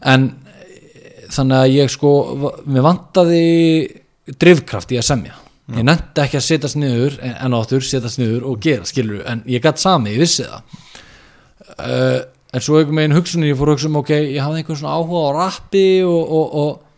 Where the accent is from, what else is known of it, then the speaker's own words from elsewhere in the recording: Neskaupstaður, Eastern Region, Iceland; now in Reykjavík, Iceland; ég er frá Norfriði